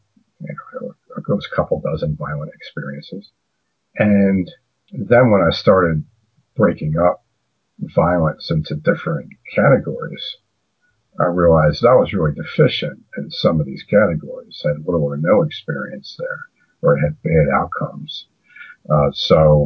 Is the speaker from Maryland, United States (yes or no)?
yes; Baltimore County, Maryland, United States; also born or lived in Washington County, Pennsylvania; I was raised in Baltimore County and in Washington County, Pennsylvania.